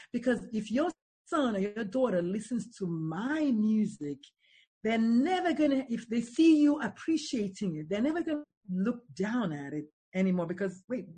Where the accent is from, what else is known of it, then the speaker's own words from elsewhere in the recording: Nigeria; On Thursdays, we have Nigerian food because we're Nigerians